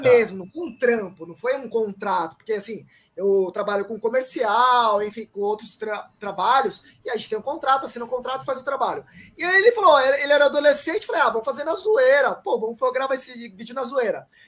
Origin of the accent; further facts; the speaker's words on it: Paraguay; Não, e assim, cara, eu sou um japonês paraguaio. Eu falo assim, galera, sou do Paraguai e tal.